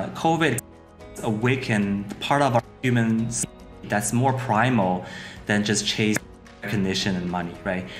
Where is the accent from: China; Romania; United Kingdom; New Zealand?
China; I'm from China